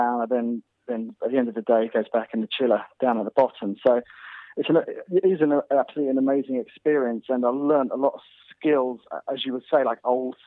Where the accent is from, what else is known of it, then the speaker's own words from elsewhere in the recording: Snowdonia, North Wales, United Kingdom; moved away; also born or lived in Kent; I grew up in Snowdonia in North Wales.